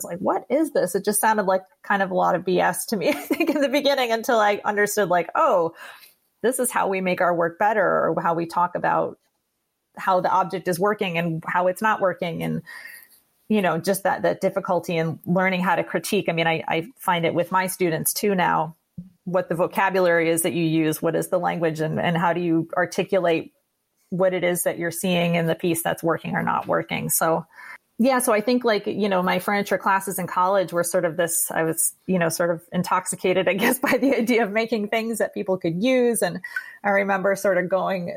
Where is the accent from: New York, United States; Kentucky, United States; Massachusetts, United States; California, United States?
New York, United States; East Aurora; my hometown where I grew up was East Aurora, New York.